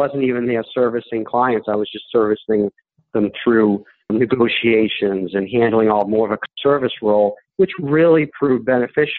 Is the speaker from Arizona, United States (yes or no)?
no; Boston, Massachusetts, United States; moved away as an adult; now in Syracuse, United States; I was originally from Boston, and in 2004, I moved to Syracuse, New York